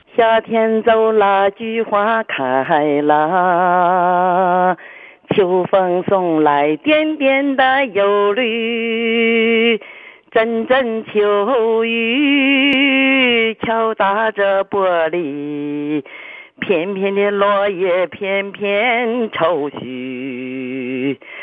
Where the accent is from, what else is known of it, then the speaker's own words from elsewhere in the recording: Shandong, China; accent: Shandong hometown accent; now in Shenyang, China; 我老家是山东人